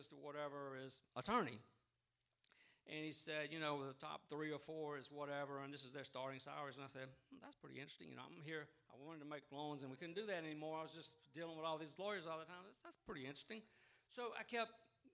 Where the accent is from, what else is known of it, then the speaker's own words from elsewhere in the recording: Vidalia, Louisiana, United States; moved away as an adult; also born or lived in Baton Rouge, Louisiana; I grew up in Vidalia, a town of 7,000 people when I was there, and shrinking, it's a lot less now.